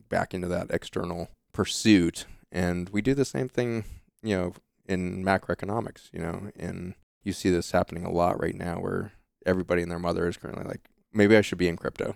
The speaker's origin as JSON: {"language": "English", "town": "Boulder", "region": "Colorado", "country": "United States", "tie": "born or raised there", "said": "we grew up in the Lone Pine housing projects, uh, outside of Boulder, Colorado"}